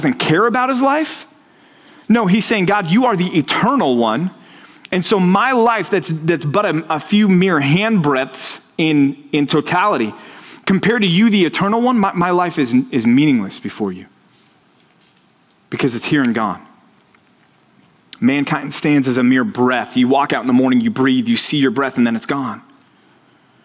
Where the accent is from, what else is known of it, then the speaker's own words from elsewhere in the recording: Dallas, Texas, United States; I grew up in Texas. I grew up in Dallas.